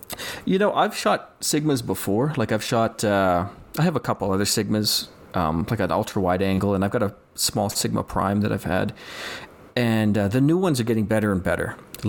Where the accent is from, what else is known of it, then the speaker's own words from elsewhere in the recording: Calgary, Alberta, Canada; I'm from Calgary, Alberta, and I'm just a hobby photographer